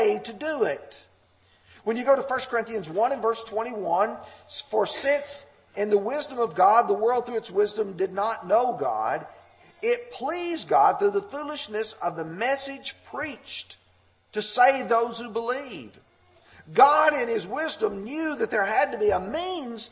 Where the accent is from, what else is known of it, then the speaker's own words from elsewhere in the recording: Lamar County, Alabama, United States; growing up in Lamar County, Alabama